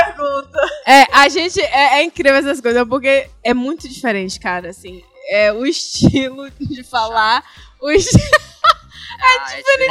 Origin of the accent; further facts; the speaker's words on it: Northeast Region, Brazil; eu, … e …, Nordeste